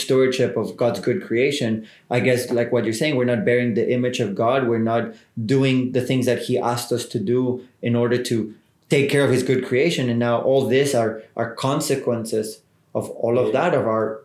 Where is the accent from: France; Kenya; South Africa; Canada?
South Africa; as South African citizens